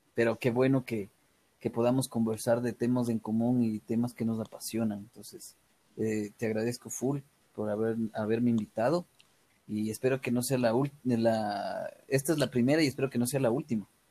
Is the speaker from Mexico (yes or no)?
no; Ecuador; me regresaba, creo que ese mismo día a Ecuador